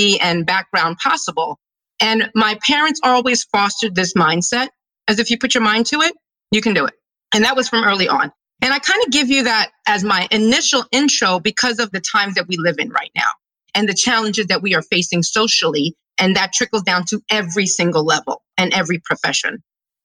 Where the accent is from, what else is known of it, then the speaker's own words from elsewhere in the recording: New York City, New York, United States; now in Philadelphia, United States; I'm a kid from Brooklyn, New York. I'm a New Yorker